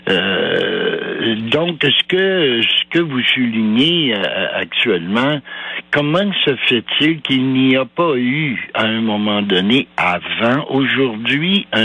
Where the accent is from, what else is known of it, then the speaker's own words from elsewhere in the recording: Val-d'Or, Quebec, Canada; Je suis né à Val d'Or, moi, en 39